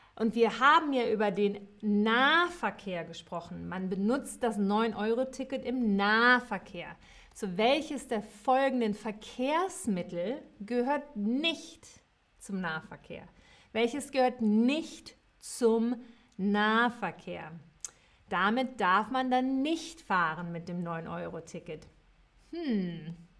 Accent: Cologne, North Rhine-Westphalia, Germany; Ich bin in Köln geboren, kölsche Mädche

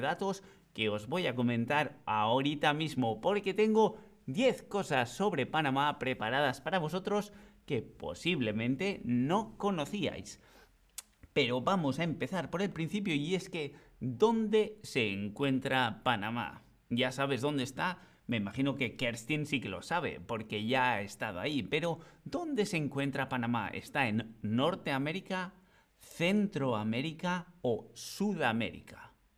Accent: Bilbao, Basque Country, Spain; el Museo Guggenheim de Bilbao, que es de donde yo vengo

